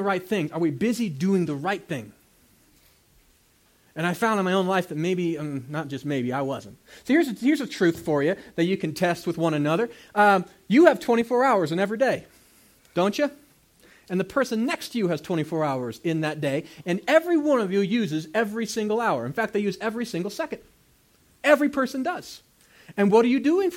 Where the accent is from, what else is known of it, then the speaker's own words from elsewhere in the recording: United States; I'm an American